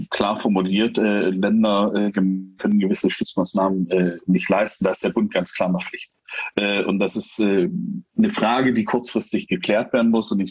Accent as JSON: {"language": "German", "region": "Saxony-Anhalt", "country": "Germany", "tie": "born or raised there", "said": "Ich bin auf dem Land groß geworden, äh, da hatten wir am Rande der Bode, die kennt, äh, ein kleines Flüsschen im Harz."}